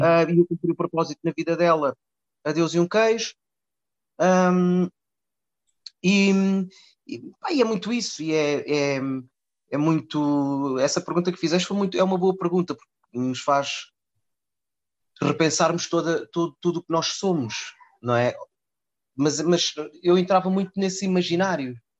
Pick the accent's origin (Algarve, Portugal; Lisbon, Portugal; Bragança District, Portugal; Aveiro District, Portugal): Lisbon, Portugal; also born or lived in Mozambique / Cascais; Eu vim para Lisboa em 82, vim de Moçambique